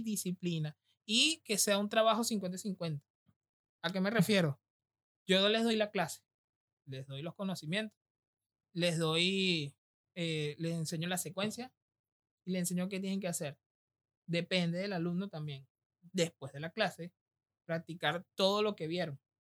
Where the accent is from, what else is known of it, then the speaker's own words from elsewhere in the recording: Venezuela; now in Argentina; nosotros que venimos del Caribe, de Venezuela